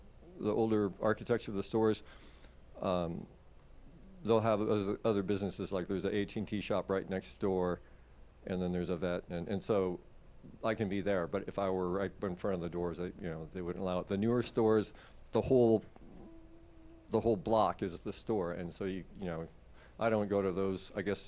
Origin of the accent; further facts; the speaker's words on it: West Coast, United States; moved away as an adult; also born or lived in Seattle / New Zealand; now in Florida, United States; I'm from the West Coast, but I moved here the 24th of 2020. I flew out of Seattle